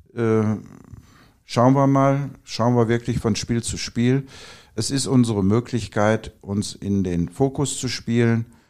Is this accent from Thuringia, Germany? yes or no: no; Oberhausen, North Rhine-Westphalia, Germany; moved away as an adult; also born or lived in Duisburg; now in Sauerland, Germany; Ich bin gebürtiger Oberhausener, äh, bin hier groß geworden